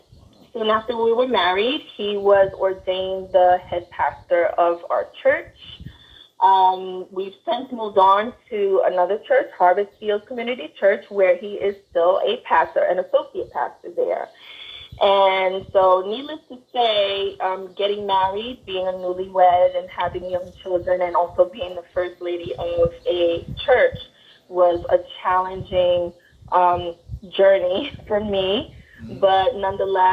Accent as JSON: {"language": "English", "town": "New York City", "region": "New York", "country": "United States", "tie": "born or raised there", "also_born_or_lived": "Bronx, New York", "said": "I live and breathe in the Bronx. I was born in Brooklyn. A New York gal"}